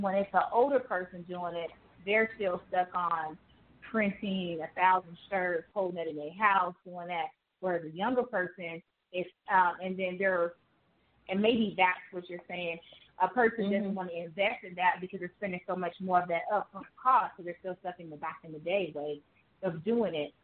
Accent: Las Vegas, Nevada, United States; also born or lived in Jamaica; I'm from Jamaica, but I grew up in Vegas

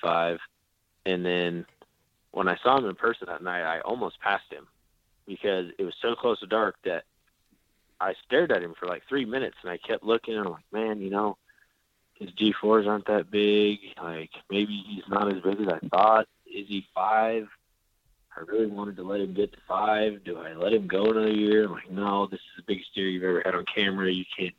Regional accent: South Dakota, United States; moved away as an adult; now in Oklahoma, United States; when I was growing up in South Dakota, we pheasant hunted all the time

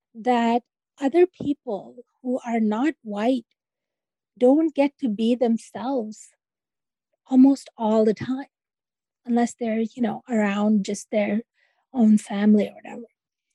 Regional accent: Pakistan; I take the women that I knew growing up in Pakistan and, they weren't rebellious, but they were very resilient and they raised families and they educated their kids

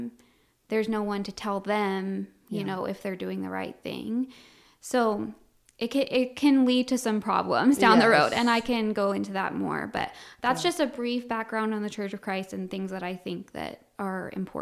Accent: Colorado, United States; now in Wichita, United States; I'm originally from Colorado, and I was born and raised there. And then I now live outside of Wichita, Kansas.

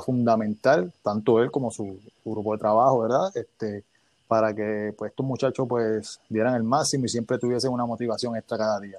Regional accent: Bayamón, Puerto Rico; yo soy de Bayamón

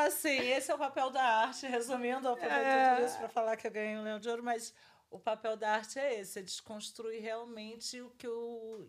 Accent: Rio de Janeiro, Brazil; sou do Rio, eu sou do ah. do Rio de Janeiro. Eu nasci numa família preta

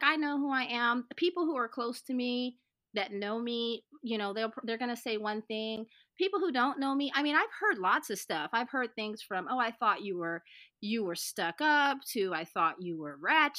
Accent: the South, United States; My excuse is I'm from the South.

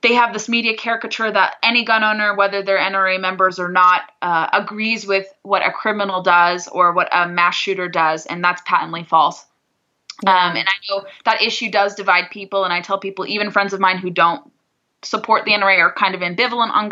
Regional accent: southern Orange County, Southern California, United States; I grew up in southern Orange County

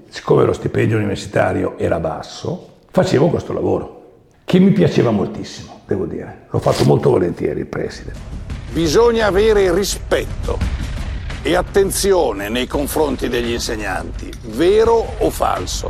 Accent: Milan, Lombardy, Italy; also born or lived in Veneto; io ero nato a Milano che era Milano

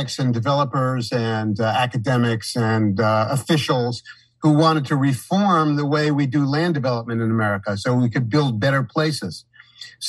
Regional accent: New York City, New York, United States; moved away as an adult; also born or lived in Saratoga Springs, New York; growing up in New York City and feeling overwhelmed by it the whole time I was a child

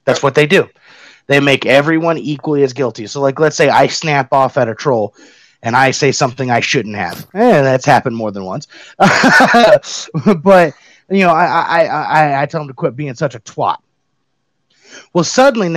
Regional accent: Kentucky, United States; I'm from Kentucky.

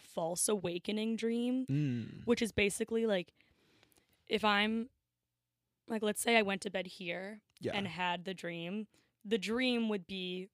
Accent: Bethesda, Maryland, United States; also born or lived in Washington, D.C.; And then I was raised in Bethesda, Maryland

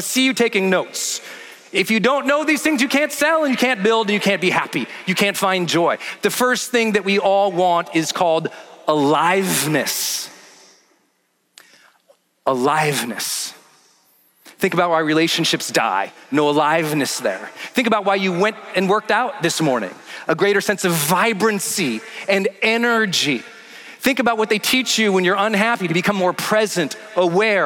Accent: Montana, United States; I'm from Montana, from like a small mining town

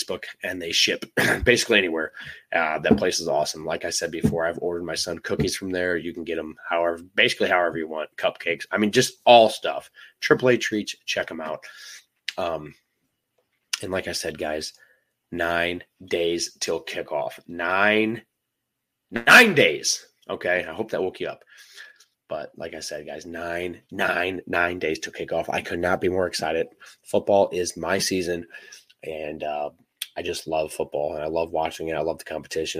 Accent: St. Louis, Missouri, United States; I am from St. Louis

